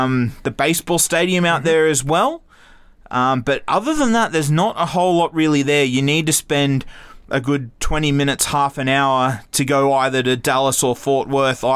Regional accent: Australia; for an Australian, we are brought up on a lot of American things with TV

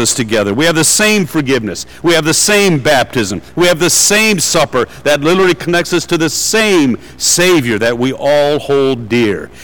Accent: Detroit, Michigan, United States; I'm from Detroit

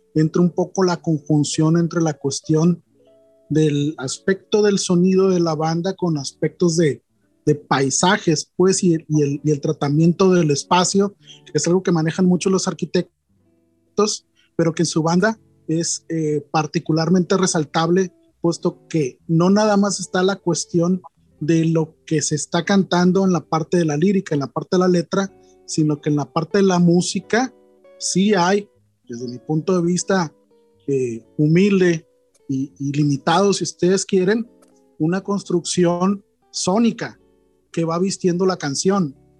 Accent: Culiacán, Sinaloa, Mexico; Somos de Culiacán

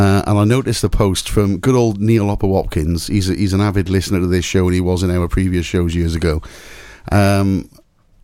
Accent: Rogerstone, Wales, United Kingdom; It was growing up in Rogerstone.

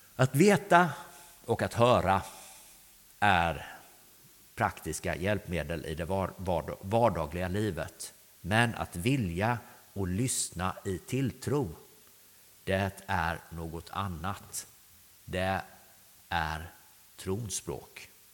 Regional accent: Grästorp, Västra Götaland, Sweden; also born or lived in Östergötland; Jag är uppvuxen på Grästorp på vägen in här mot, mot dalen

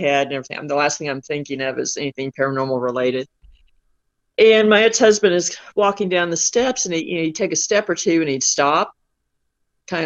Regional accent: Southwest Missouri, United States; I grew up on a farm in Southwest Missouri

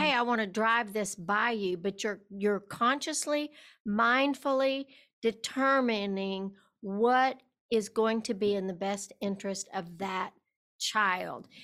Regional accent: West Texas, United States; I was raised in West Texas

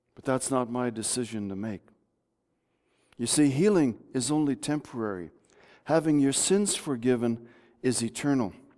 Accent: Bulkley Valley, British Columbia, Canada; moved away; I grew up in the Bulkley Valley.

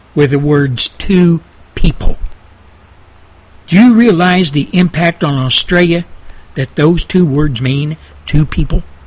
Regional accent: United States; as an American

